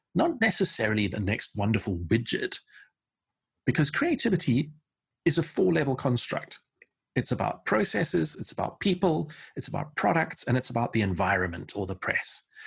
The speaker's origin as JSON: {"language": "English", "country": "South Africa", "tie": "born or raised there", "also_born_or_lived": "Portsmouth, England / London, England", "moved": "as an adult", "said": "I was born in a harbour town called Portsmouth in the southeast of England, and my family emigrated by ship to South Africa in nineteen seventy-four, uh, which is where I went to school, went to university"}